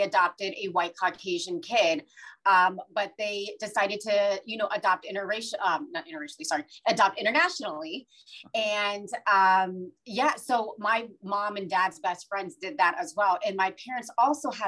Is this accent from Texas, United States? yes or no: no; Ohio, United States; born or raised there; also born or lived in India / Boston, United States